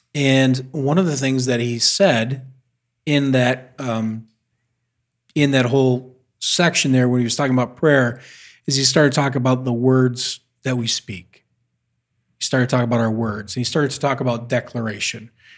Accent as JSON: {"language": "English", "country": "United States"}